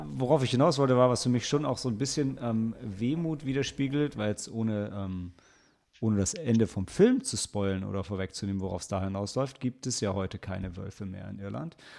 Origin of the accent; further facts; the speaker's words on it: Lilienthal, Lower Saxony, Germany; auf so einem Feldweg in Lilienthal, wo ich aufgewachsen bin